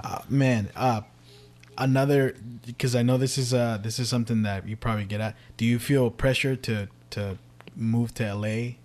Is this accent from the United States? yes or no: yes; Richmond, California, United States; I grew up in Central from when I was first born to my teenage